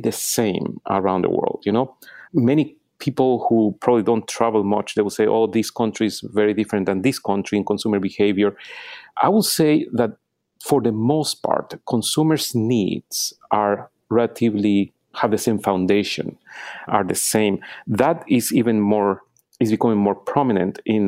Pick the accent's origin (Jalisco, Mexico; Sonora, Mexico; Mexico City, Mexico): Mexico City, Mexico; moved away as an adult; also born or lived in Austin, Texas, United States / Venezuela; now in New York City, United States; I'm from Mexico City